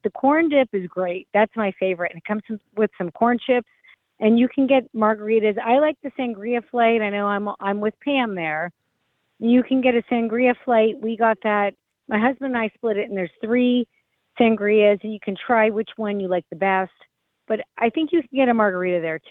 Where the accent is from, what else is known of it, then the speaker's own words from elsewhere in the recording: Louisiana, United States; moved away; I grew up in Louisiana, so I like LSU too